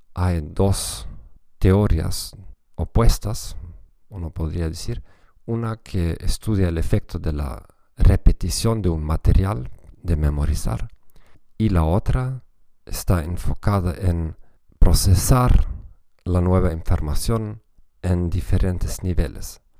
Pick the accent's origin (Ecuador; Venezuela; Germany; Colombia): Germany; Spanish is a second language; para mí como alemán